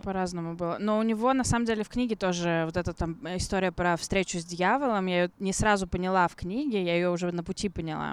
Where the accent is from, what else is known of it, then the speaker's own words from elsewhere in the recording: Russia; also born or lived in London / Vladivostok; я из России